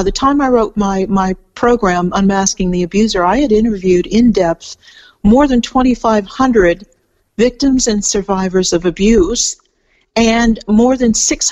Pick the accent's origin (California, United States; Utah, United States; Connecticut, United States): California, United States; moved away as an adult; now in Melbourne, Australia; I'm from California, and I've lived for quite a while here in Australia. I live outside Melbourne now